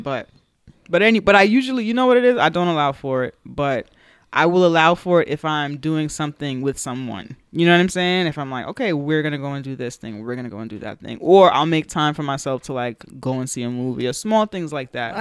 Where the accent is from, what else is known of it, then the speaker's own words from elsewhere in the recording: New York City, New York, United States; we're from New York, from the Bronx